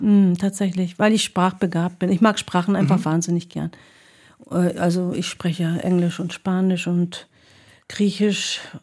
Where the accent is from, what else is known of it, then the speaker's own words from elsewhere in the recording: Hamburg, Germany; also born or lived in Hagen / Greece; in den Städten bin ich ja aufgewachsen, bin in Obermarschen zur Schule gegangen, habe später dann meine eigene Wohnung in Blankenese gehabt